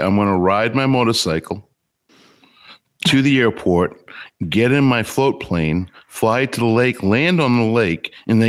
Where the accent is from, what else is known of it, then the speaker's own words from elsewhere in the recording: Boston, Massachusetts, United States; I'm from Boston.